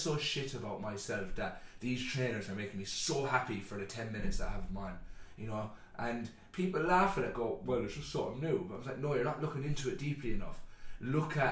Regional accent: Ireland; growing up in Ireland, you're used to funerals every feckin' weekend

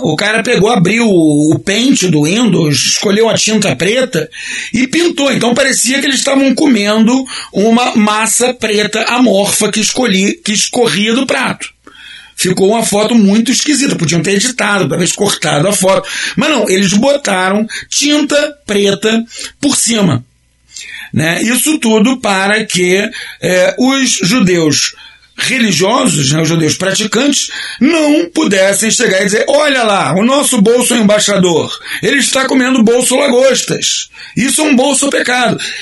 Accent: Brazil; nós brasileiros somos uma nação

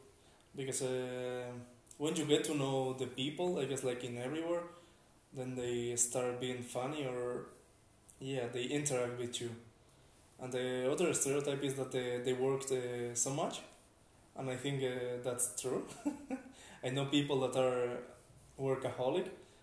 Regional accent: Spain; moved away as an adult; now in Latvia; I come from Spain and I came here 11 months and a half ago

